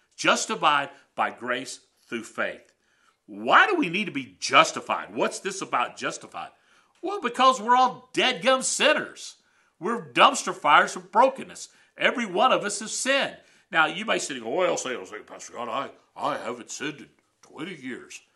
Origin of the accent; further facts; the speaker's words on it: United States; also born or lived in Canada; as an American in Canada